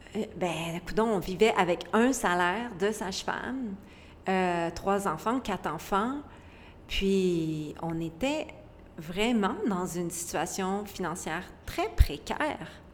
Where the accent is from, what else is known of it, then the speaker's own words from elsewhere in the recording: Quebec, Canada; je viens du Québec, d'un petit village vraiment pauvre et vulnérable